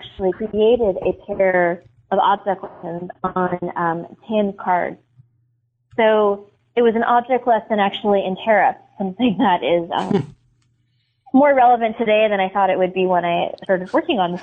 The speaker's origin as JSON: {"language": "English", "town": "Boston", "region": "Massachusetts", "country": "United States", "moved": "yes", "lives_now": "Milwaukee, United States", "said": "That's where I'm from, Boston, but I live in Milwaukee now"}